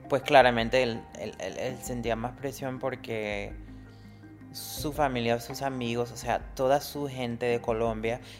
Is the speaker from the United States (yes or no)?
yes; United States; Spanish is a second language; siendo blanco americano